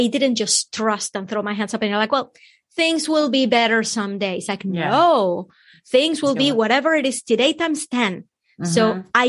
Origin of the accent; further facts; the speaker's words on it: Venezuela; moved away; I'm from Venezuela